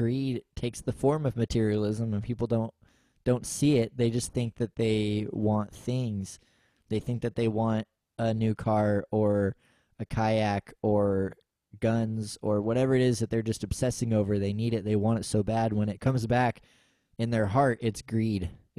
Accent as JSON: {"language": "English", "country": "United States", "said": "us as American Christians"}